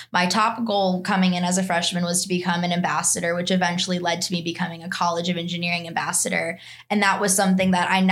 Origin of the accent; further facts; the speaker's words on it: Chicago, Illinois, United States; moved away as an adult; also born or lived in Alabama; I'm actually from the western suburbs of Chicago